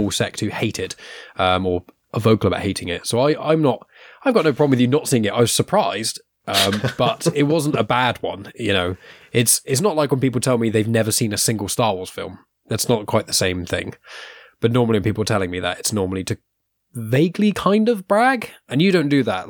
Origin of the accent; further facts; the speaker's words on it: England, United Kingdom; we're English